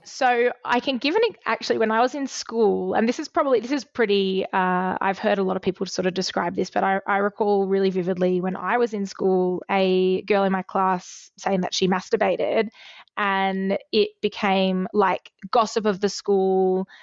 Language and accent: English; Australia; as a fifteen-year-old girl growing up in Australia